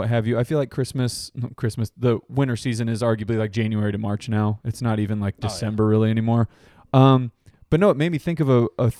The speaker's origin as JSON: {"language": "English", "town": "Buffalo", "region": "New York", "country": "United States", "said": "I'm from Buffalo, you asshole."}